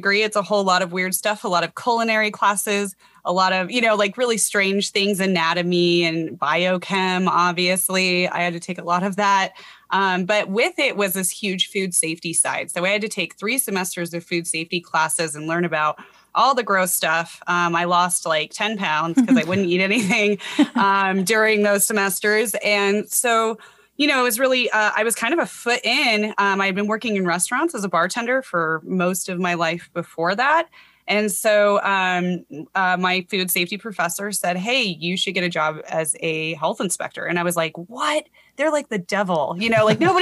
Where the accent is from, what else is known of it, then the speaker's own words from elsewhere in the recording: Colorado, United States; moved away as an adult; I grew up in Colorado